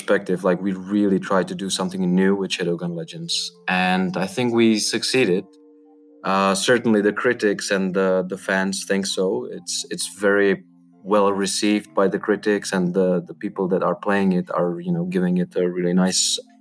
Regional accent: Czechia; I'm from Czech Republic.

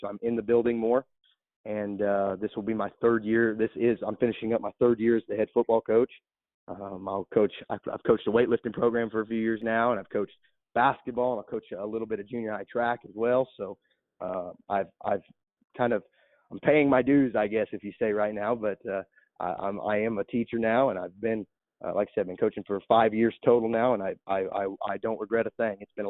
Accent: Rockport, Missouri, United States; I was born and raised in Rockport. I've lived there my entire life

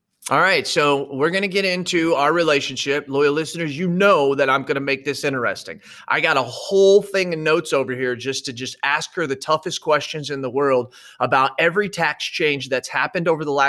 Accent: Central Illinois, United States; she's from my hometown. Couple years older than me, went to the same high school. We've known each other in Central Illinois

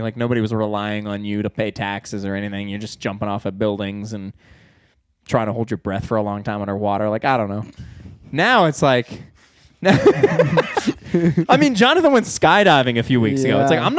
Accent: New Jersey, United States; born there; also born or lived in New York / Pennsylvania / Arizona / New Mexico; I was born in New Jersey. We lived in upstate New York. We lived in Pennsylvania for a year and a half. I've lived in Arizona, New Mexico, and I lived in Oklahoma by myself for a while.

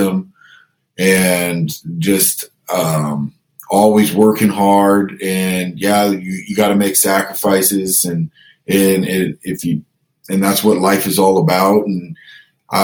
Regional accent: Canada; we're Canadian

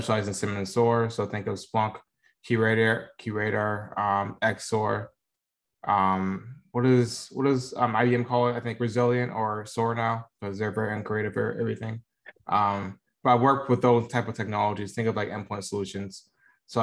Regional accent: Tampa, Florida, United States; moved away as an adult; also born or lived in Dover, Florida; now in Dallas, United States; I'm from Tampa, Florida. I lived there for the majority of my life.

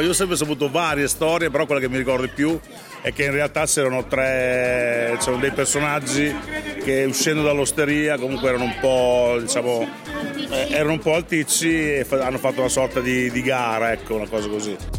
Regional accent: Bologna, Emilia-Romagna, Italy; Io sono nato a Bologna nel 66

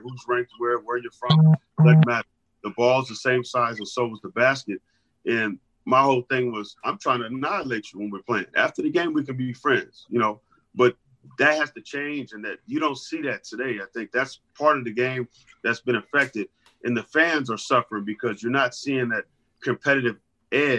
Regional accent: Los Angeles, California, United States; growing up in Los Angeles at that time

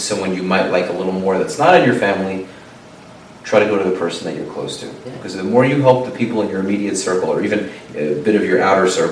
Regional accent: New York, United States

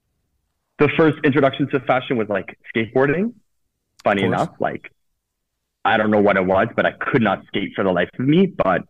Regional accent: Toronto, Ontario, Canada; also born or lived in Italy / Spain; I grew up in Toronto. I moved to Italy when I was 18

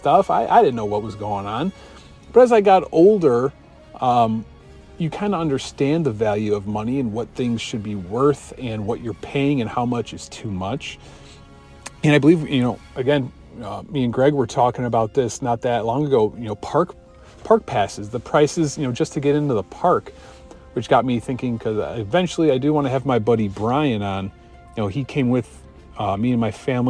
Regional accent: Chicago, Illinois, United States; I'm from Chicago.

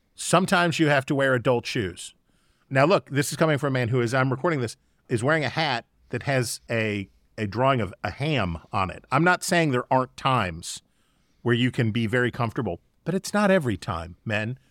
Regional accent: United States; as an American

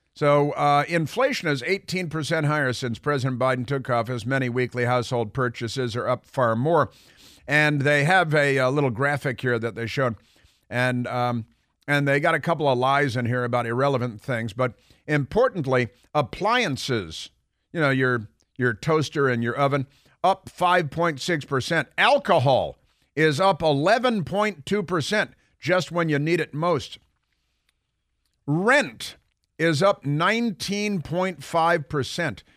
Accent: Chicago, Illinois, United States; I grew up in Chicago

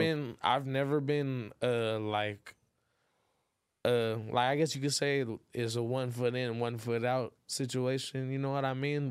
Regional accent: Inglewood, California, United States; born or raised there; also born or lived in Los Angeles, California / San Diego, California

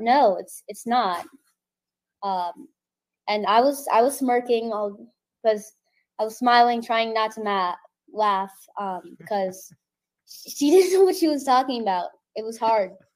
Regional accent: Texas, United States; I'm from Texas

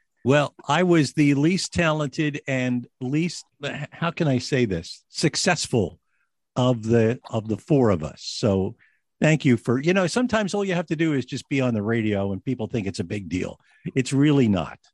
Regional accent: United States; we as American kids

